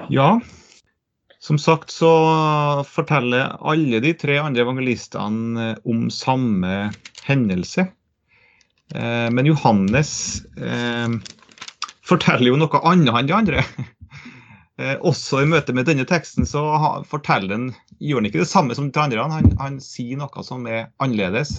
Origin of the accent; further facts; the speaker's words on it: Trøndelag, Norway; Jeg er trønder, jeg er heltrønder